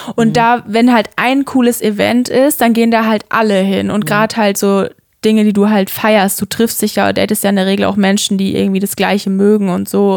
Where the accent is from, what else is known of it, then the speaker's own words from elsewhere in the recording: Würzburg area, Bavaria, Germany; ich komme ja auch aus der Umgebung Würzburg